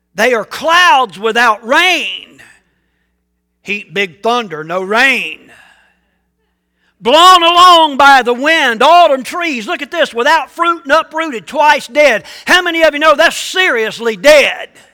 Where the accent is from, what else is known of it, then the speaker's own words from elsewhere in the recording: United States; also born or lived in Ridgeway, Virginia; I love being an American